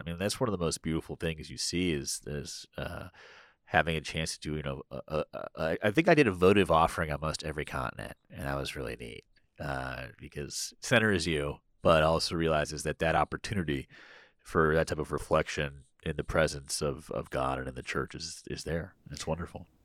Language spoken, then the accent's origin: English; Washington, District of Columbia, United States; also born or lived in Boston; I grew up in Washington, you know, went to school in Boston for four years, I came right back to D C.